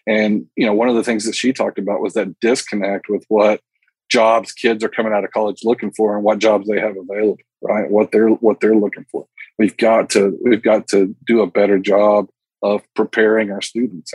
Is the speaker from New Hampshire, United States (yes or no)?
no; Texas Panhandle, United States; also born or lived in Russia; I grew up in the Texas Panhandle